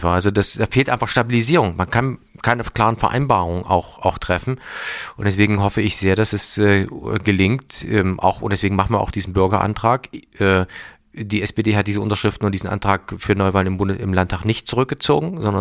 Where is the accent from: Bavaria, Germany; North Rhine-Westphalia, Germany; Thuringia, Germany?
Thuringia, Germany; wir sind ja ein wirklich äh, kleines Bundesland, aber eins, das in der Mitte Deutschland liegt